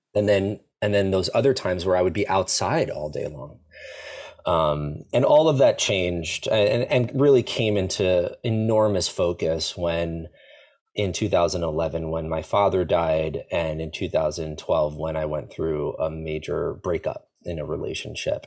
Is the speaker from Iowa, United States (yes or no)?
no; Long Island, New York, United States; I grew up in New York in, uh, a place called Long Island, so an island right next to New York City